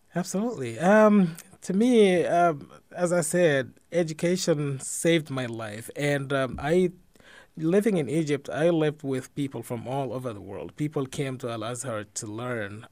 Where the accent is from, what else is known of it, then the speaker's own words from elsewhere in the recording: Guinea-Bissau; also born or lived in Israel; now in Dubuque, United States; I was born and raised in Guinea-Bissau in West Africa